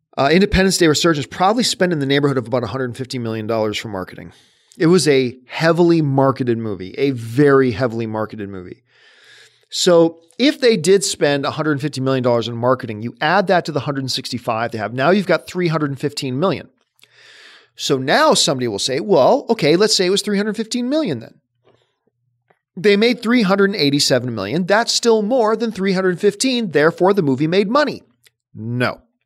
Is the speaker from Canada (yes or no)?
yes; Canada; I'm Canadian